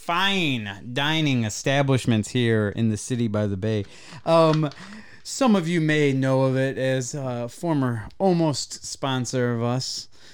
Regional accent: Traverse City, Michigan, United States; I'm from Traverse City.

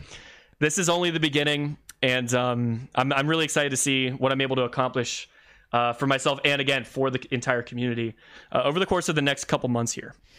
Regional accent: Columbus, Ohio, United States; my hometown of, uh, Columbus, Ohio

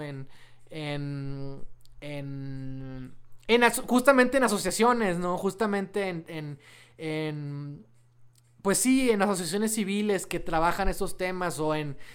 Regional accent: Mexico; somos mexicanos

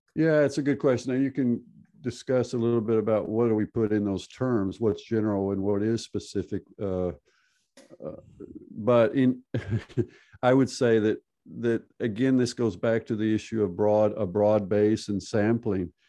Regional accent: Texas, United States; moved away as an adult; also born or lived in California / Arkansas; now in Norway; I'm from Texas originally, born born in California, grew up in Texas and in Arkansas, so southern United States

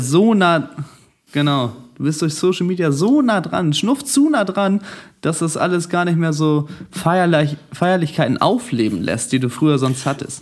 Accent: Germany; ich komme aus Deutschland

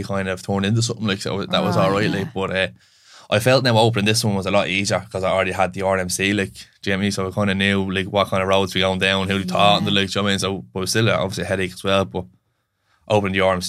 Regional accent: Finglas, Leinster, Ireland; I'm from Finglas, like, so we just set up there to where we were, it's all your friends

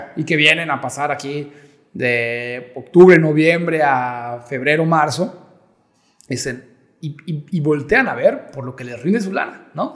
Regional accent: Yucatán, Mexico; yo como yucateco

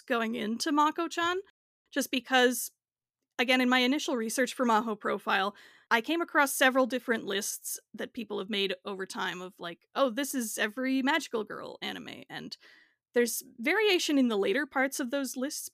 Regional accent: Canada; I'm Canadian

